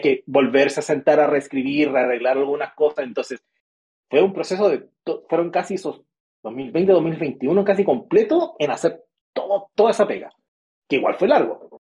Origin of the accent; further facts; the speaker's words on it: Antofagasta, Chile; yo vivo en Antofagasta. O sea, yo soy de Antofagasta